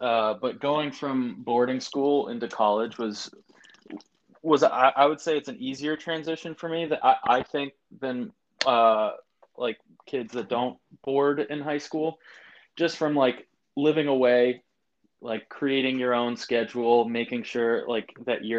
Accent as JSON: {"language": "English", "area": "outside of Boston", "region": "Massachusetts", "country": "United States", "tie": "born or raised there", "moved": "yes", "lives_now": "Brooklyn, United States", "said": "I was born or raised outside of Boston."}